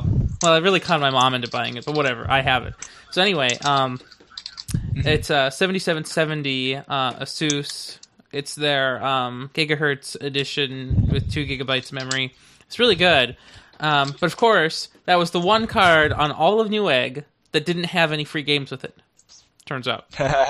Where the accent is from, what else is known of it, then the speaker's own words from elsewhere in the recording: Ohio, United States; I grew up in Ohio. Chris grew up in Utah. Through some strange karmic action, I went there, and by there I mean Utah.